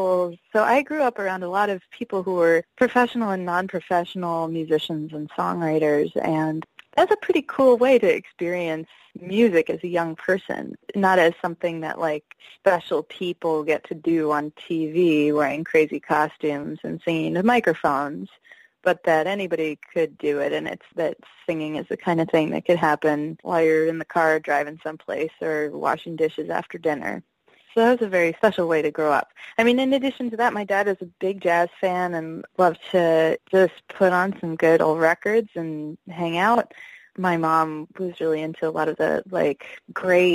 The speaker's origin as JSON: {"language": "English", "region": "New Jersey", "country": "United States", "tie": "born or raised there", "said": "I grew up in New Jersey, actually, across the river, not very far from New York City at all"}